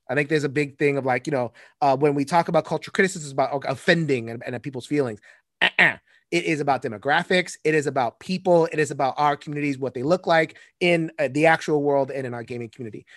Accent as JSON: {"language": "English", "country": "United States", "said": "I'm American. All I know is America."}